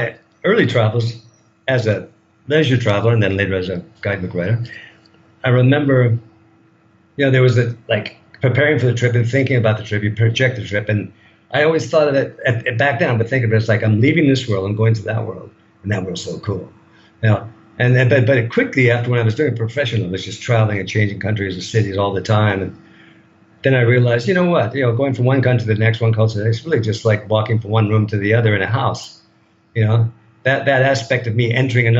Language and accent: English; United States; moved away as an adult; now in Thailand